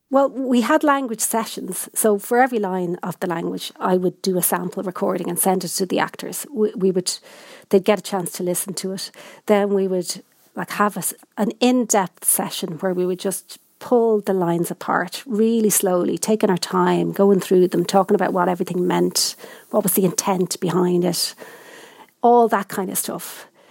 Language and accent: English; Dublin, Leinster, Ireland; I come from Dublin